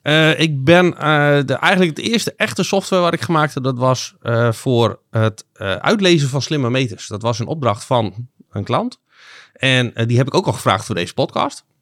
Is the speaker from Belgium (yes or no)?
no; Groningen, Netherlands; also born or lived in Zuidlaren / Tynaarlo; 35 jaar, opgegroeid hier in Groningen.